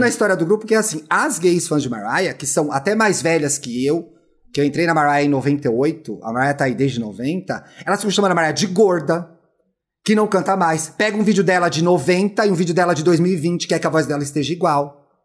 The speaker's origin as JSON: {"language": "Portuguese", "country": "Brazil", "said": "a gente, enquanto brasileiro"}